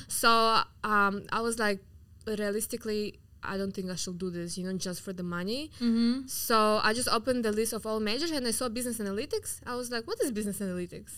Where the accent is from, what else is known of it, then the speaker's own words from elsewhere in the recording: Yakutsk, Sakha Republic, Russia; English is a second language; now in Miami, United States; I'm from Siberia. I'm from mm-hmm. the coldest city in the world called Yakutsk. I'm like native Siberian, so I'm from Russia